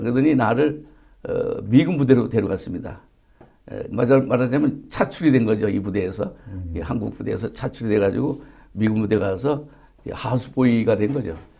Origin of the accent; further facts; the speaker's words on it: Yangju County, Gyeonggi Province, South Korea; 경기도 양조군 와보면 송천리 배나무 용진이라는 동네에서 어, 태어났습니다